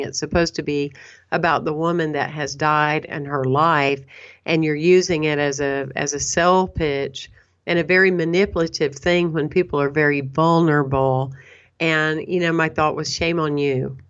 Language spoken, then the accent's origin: English; Anderson, South Carolina, United States; moved away; also born or lived in Saint Petersburg, Florida; I was born and raised in a small town, Anderson, South Carolina.